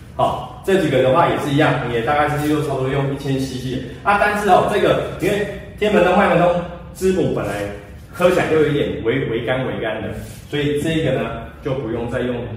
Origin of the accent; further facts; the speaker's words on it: Taiwan; 我们台湾人